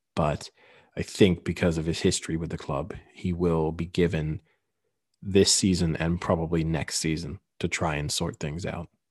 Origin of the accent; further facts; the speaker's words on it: Paris, Île-de-France, France; I was born in Paris, I have avoided ever taking French nationality